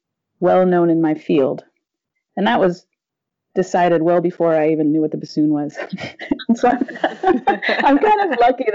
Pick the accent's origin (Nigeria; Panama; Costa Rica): Panama; I grew up in Panama, and my dad was a missionary there.